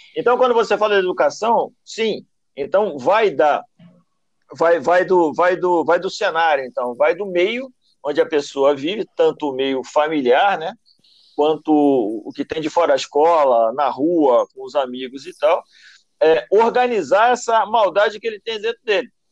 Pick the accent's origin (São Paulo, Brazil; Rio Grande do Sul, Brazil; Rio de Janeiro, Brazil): Rio de Janeiro, Brazil; Nova Iguaçu; Eu venho da Baixada Fluminense, eu venho de Nova Iguaçu. Tinha boca de fumo atrás da casa onde eu morava.